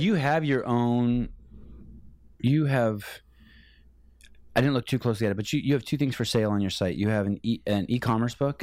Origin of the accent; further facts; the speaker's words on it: Bay Area, California, United States; I grew up in the Bay Area.